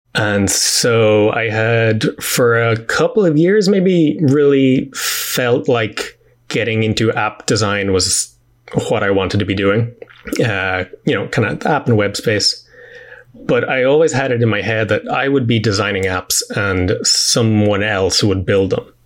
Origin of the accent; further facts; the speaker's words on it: Dublin, Leinster, Ireland; also born or lived in New York; I am from Dublin in Ireland and have grown up here pretty much all my life.